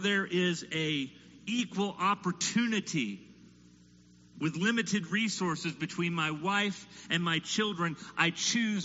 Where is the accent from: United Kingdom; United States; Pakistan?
United States; as an American parent